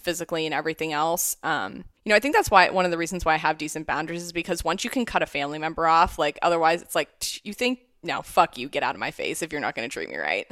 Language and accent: English; Canfield, Ohio, United States; I grew up in Youngstown, Ohio, near Youngstown, Ohio, Canfield